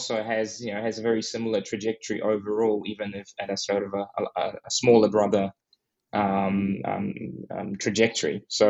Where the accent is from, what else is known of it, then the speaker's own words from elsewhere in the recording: New Zealand; moved away as an adult; now in Australia; I'm a New Zealander who moved to Australia 16 years ago, and I haven't gone back.